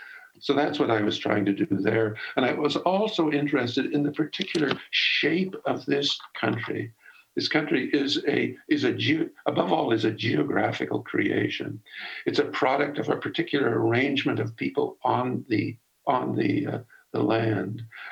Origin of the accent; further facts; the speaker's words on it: British Columbia, Canada; also born or lived in Toronto; I am a British Columbian. I was born and raised in British Columbia, but at the time I was teaching at the University of Toronto. And then I came back to UBC and taught there for the rest of my career.